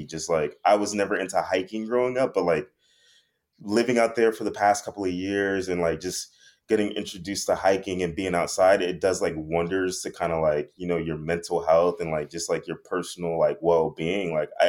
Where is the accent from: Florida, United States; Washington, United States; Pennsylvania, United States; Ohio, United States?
Florida, United States; Miami; growing up in Miami, we didn't have radiators. We had like little AC units and like little box AC units that we would put in the windows and whatnot.